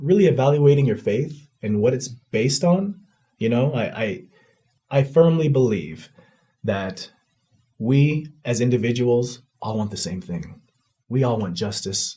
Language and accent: English; United States; I'm not leaving my country. Mm-hmm. I love my country